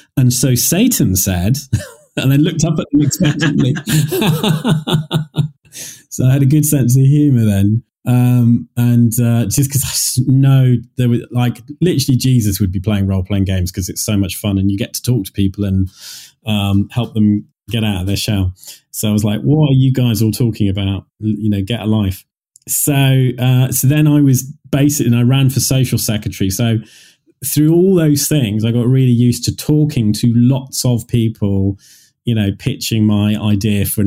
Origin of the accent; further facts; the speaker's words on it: Leamington Spa, West Midlands, United Kingdom; this church in Leamington, my hometown